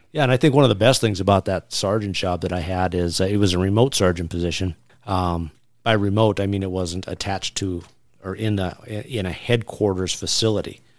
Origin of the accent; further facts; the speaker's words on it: Southwest Montana, United States; growing up in Southwest Montana